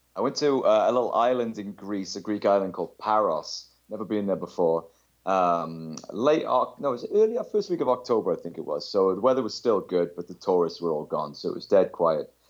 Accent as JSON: {"language": "English", "region": "South Wales", "country": "United Kingdom", "said": "I'm from South Wales in the U K"}